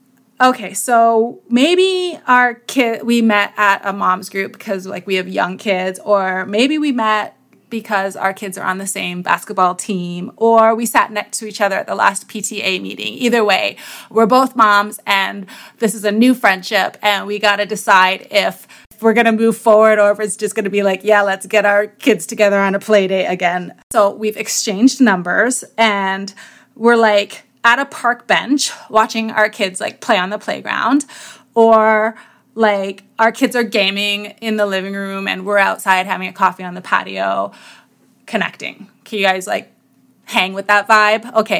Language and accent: English; New York, United States; also born or lived in Greater Toronto Area, Canada; I'm from New York. And then, of course, I'm going to go into how I'm from upstate New York and how I came that way via the GTA